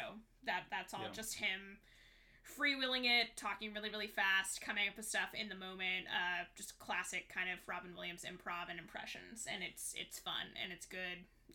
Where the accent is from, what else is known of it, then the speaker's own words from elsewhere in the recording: Thailand; I grew up in Thailand. I immediately knew that it was filmed in Thailand.